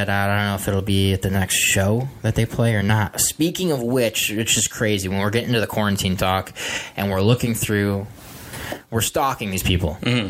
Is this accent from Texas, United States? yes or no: yes; Texas, United States; But yeah, I'm from Texas. But now when I wake up and I go to sleep, I see a California sky.